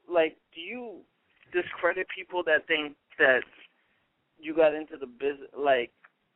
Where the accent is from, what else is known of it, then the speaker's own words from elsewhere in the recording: New York, United States; Long Island.